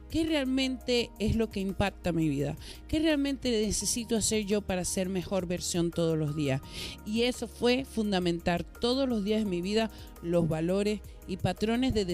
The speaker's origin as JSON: {"language": "Spanish", "country": "Venezuela", "tie": "born there", "said": "bueno, nací en Venezuela, pero tengo a mi mamá que nació en México y tengo a mi papá que nació en Venezuela, pero siempre está México presente."}